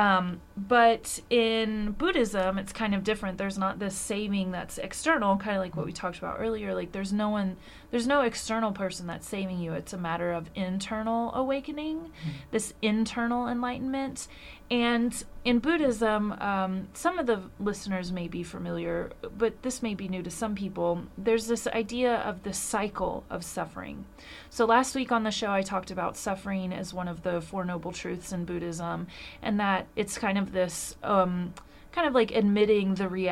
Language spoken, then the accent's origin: English; United States; as an American